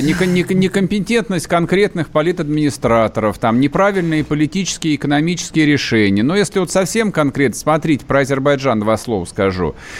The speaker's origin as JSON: {"language": "Russian", "country": "Russia", "said": "я русский"}